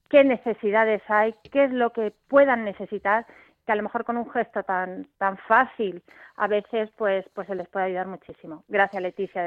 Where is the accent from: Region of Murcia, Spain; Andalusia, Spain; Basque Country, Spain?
Basque Country, Spain; Bilbao; yo es que soy de Bilbao